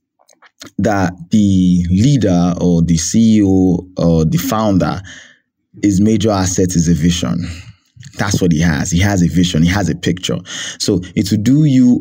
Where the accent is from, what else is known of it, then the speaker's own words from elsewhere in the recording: Nigeria; I'm Nigerian at heart